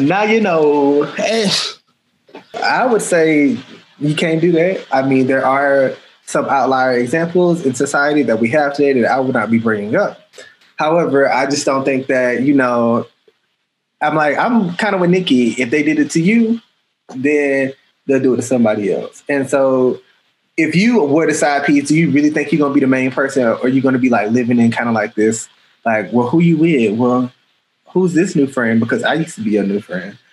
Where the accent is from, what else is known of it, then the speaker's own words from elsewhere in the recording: Atlanta, Georgia, United States; I'm from Atlanta